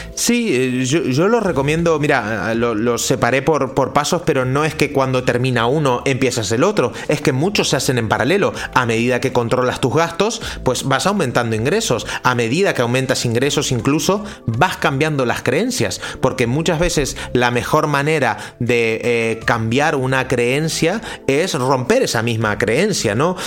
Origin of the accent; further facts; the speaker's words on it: Argentina; also born or lived in Central America; now in Spain; yo soy argentino, hace 20 años que vivo en España, he vivido en Centroamérica también